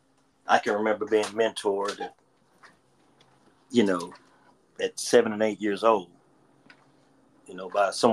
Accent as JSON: {"language": "English", "town": "Charlotte", "region": "North Carolina", "country": "United States", "tie": "born or raised there", "said": "I grew up in Wydell Park"}